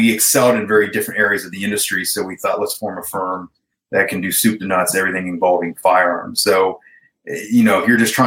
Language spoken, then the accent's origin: English; Piqua, Ohio, United States; grew up, born and raised in Ohio, small town called Piqua